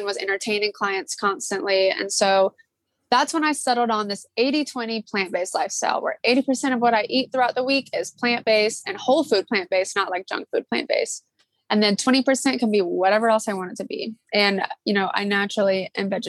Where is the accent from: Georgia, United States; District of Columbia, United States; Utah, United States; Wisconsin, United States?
Georgia, United States; Atlanta; now in Charleston, United States; I grew up in Atlanta, Georgia, and I went to Riverwood High School